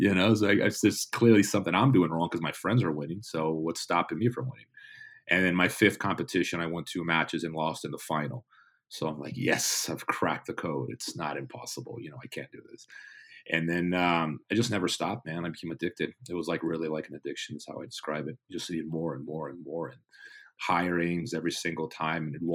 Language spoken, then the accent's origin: English; São Paulo, Brazil; I grew up in São Paulo or outside of São Paulo